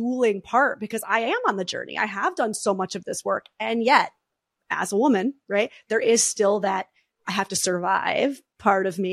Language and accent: English; New York, United States; I'm the New Yorker